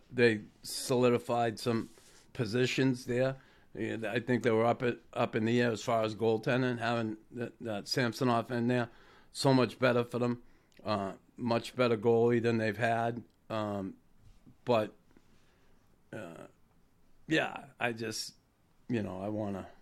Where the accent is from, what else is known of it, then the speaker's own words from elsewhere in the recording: Boston, Massachusetts, United States; my hometown, Boston